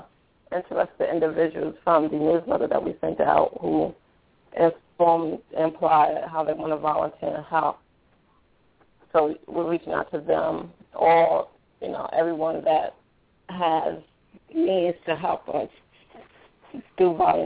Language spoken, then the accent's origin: English; New York City, New York, United States; The individuals that work with me, we're all from the Bed-Stuy area